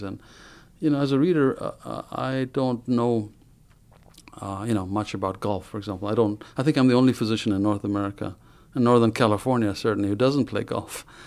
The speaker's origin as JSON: {"language": "English", "country": "Ethiopia", "tie": "born or raised there", "moved": "as an adult", "lives_now": "United States", "said": "I was born in Africa, in Ethiopia"}